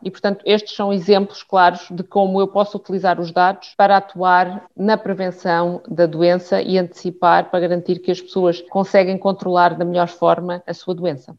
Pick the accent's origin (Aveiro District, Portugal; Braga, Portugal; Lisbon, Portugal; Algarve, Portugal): Lisbon, Portugal; eu sou de Lisboa